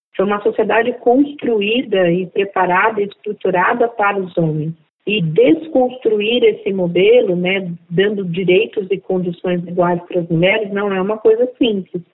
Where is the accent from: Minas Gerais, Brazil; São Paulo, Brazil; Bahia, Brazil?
São Paulo, Brazil; Diadema; also born or lived in Northeast Brazil; eu sou nordestina, de origem negra, e fui criada na periferia de Diadema